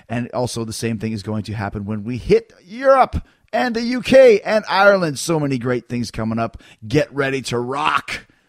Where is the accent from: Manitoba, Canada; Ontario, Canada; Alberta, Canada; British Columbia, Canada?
Manitoba, Canada; Winnipeg; Winnipeg, Manitoba, Canada, my hometown.